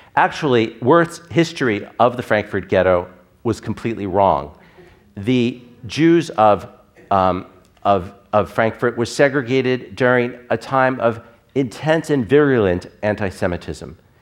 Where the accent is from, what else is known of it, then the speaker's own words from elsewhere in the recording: Long Island, New York, United States; my identity as a Reform Jew growing up on Long Island